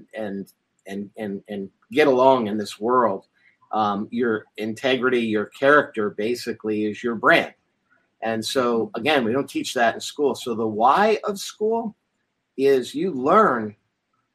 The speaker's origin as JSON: {"language": "English", "country": "United States", "said": "I was the Yank. I was the guy that was the outsider and different and had funny accents, and I was stereotyped for being American"}